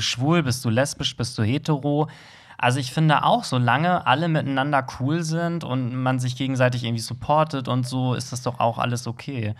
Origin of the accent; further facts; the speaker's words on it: Germany; als Deutscher